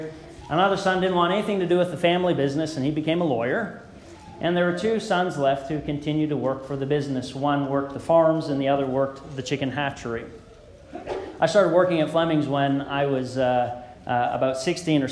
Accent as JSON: {"language": "English", "town": "Beamsville", "region": "Ontario", "country": "Canada", "tie": "born or raised there", "said": "As a kid growing up in the Beamsville Church of Christ"}